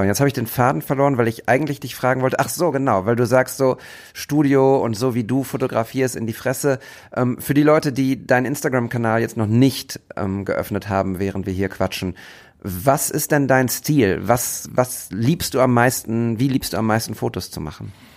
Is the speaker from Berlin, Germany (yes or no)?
no; Bochum, North Rhine-Westphalia, Germany; aus der ich auch komme. Bochumer Junge